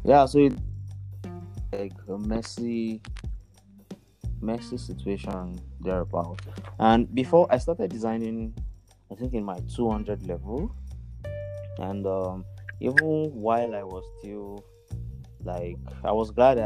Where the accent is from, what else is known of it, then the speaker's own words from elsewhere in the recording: Nigeria; also born or lived in Akure, Ondo State; now in Lagos, Nigeria; I'm a Nigerian. I'm from Nigeria.